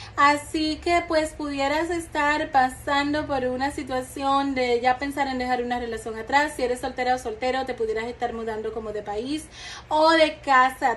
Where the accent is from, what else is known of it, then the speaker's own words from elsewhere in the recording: Dominican Republic; en mi país, que yo soy dominicana